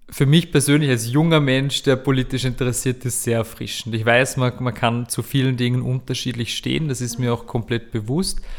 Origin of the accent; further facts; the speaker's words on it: Vorarlberg, Austria; Ich war, ich war mal dabei in Vorarlberg, ich bin ja Vorarlberger